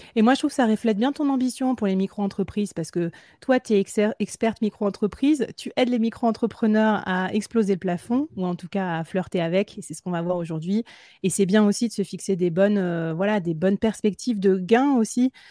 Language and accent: French; Bordeaux, Nouvelle-Aquitaine, France; now in Nantes, France; Je viens de Bordeaux, mais maintenant j'habite à Nantes